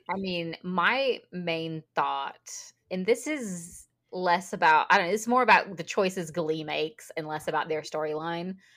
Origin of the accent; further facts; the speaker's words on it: Mississippi, United States; I'm from Mississippi